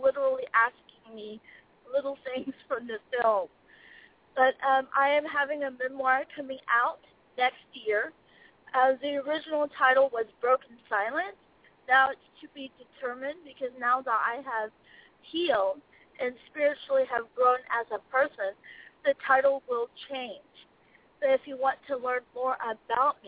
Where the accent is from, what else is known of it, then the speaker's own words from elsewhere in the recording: Oklahoma City, Oklahoma, United States; also born or lived in South Korea / Dallas, Texas; I grew up in the south part of Oklahoma City